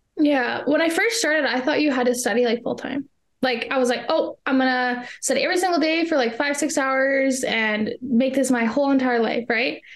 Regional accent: Canada; I am from Canada

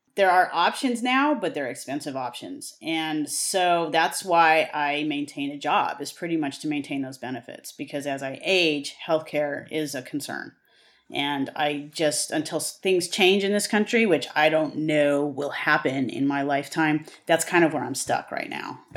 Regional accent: the Western United States, United States; I am from the West. I am a Westerner through and through.

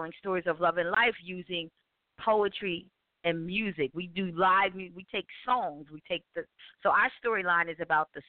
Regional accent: Wilmington, Delaware, United States; because it's my hometown, of course, in Wilmington, Delaware.

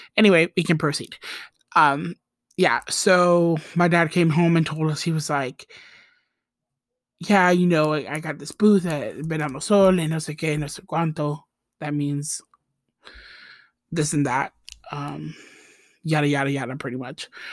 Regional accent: Costa Rica; accent: Costa Rican; my Costa Rican accent

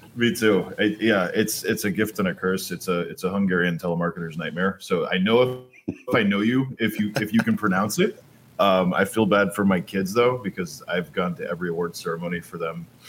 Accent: United States; also born or lived in New York / New Jersey; I, I grew up on the East Coast

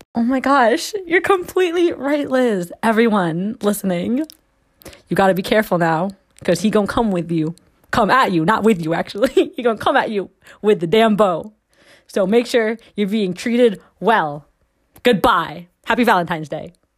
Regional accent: Philippines; I'm Filipino

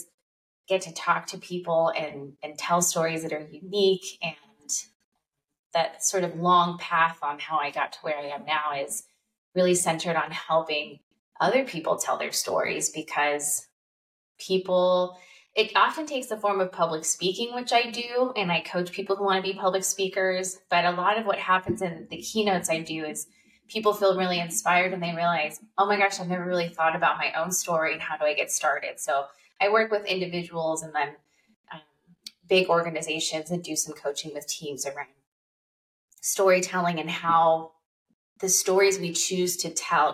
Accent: Southern California, United States; I grew up in Southern California, and when I was in high school

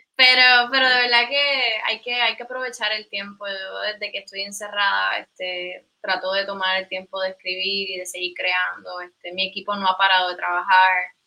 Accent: Caguas, Puerto Rico; yo soy originalmente de Caguas, eh, ¿verdad? Me crié toda la vida allí.

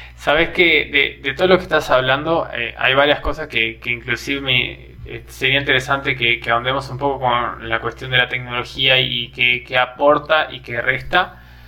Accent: Argentina; now in Brazil; ahora estando en Brasil, cada vez que extraño a Argentina

